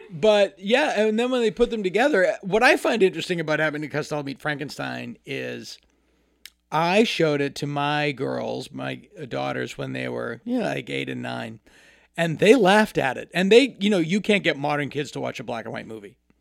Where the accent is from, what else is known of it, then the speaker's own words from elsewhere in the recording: Hopedale, Massachusetts, United States; moved away as an adult; now in Los Angeles, United States; My childhood address was nine Cemetery Street and, um, in Hopedale, Massachusetts, a very small town.